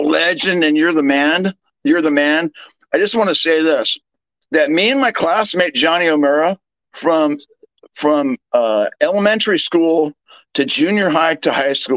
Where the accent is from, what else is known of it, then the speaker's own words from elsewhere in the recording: United States; I'm an American